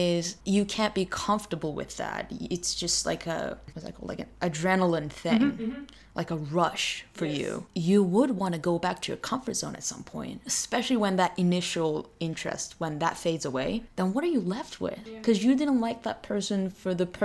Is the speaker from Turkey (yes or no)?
yes; Turkey; moved away; I'm from Turkey